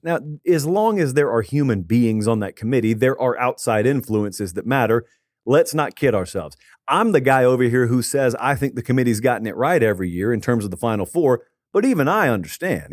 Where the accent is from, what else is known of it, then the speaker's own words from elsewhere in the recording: the South, United States; growing up in the South